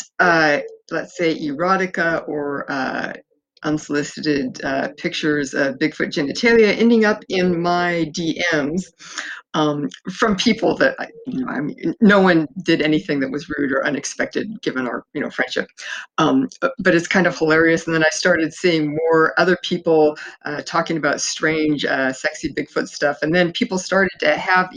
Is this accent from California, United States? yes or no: yes; Fresno, California, United States; I was born in Fresno, California, and spent in the 1960s, early 60s, and we always had a lot of family up in the mountains